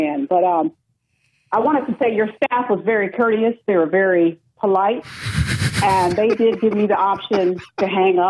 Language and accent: English; Kansas, United States; now in DMV area, United States; he died before I moved to this the DMV area. I'm originally from Kansas